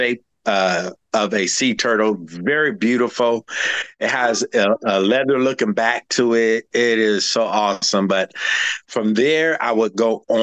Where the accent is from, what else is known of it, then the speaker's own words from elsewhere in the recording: Houston, Texas, United States; I'm from Houston